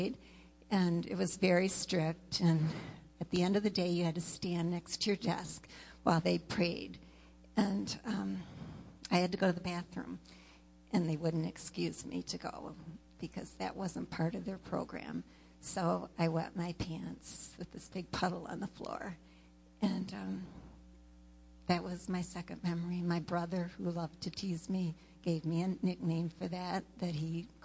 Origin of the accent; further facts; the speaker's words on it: Sault Ste. Marie, Michigan, United States; I was born in Sault Ste. Marie, Michigan